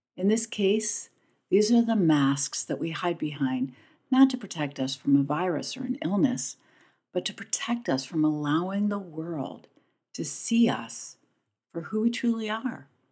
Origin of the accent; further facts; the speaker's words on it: Pennington, New Jersey, United States; my hometown of Pennington, New Jersey